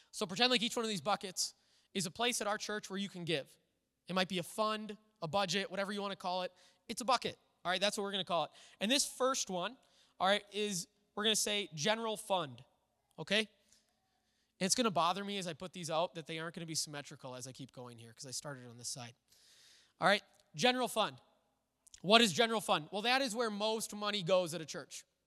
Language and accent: English; United States; as an American church